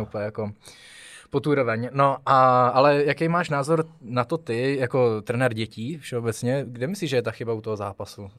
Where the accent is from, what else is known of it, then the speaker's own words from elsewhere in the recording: Czechia; u nás v Čechách